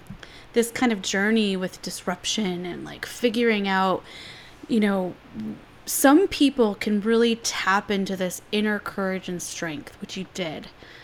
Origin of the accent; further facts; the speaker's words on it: San Francisco, California, United States; now in New York City, United States; when I moved to New York City, you know, I came from San Francisco, all yogi and like love and peace, not hate and war, whatever.